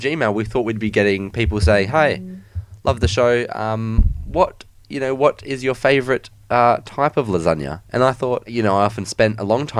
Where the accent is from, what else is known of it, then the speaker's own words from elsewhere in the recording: Perth, Western Australia, Australia; I'm not from Melbourne, Victoria. I'm from Perth, Australia.